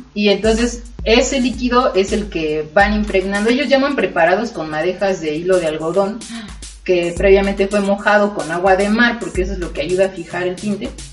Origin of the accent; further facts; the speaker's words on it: Oaxaca, Mexico; moved away; yo soy de Oaxaca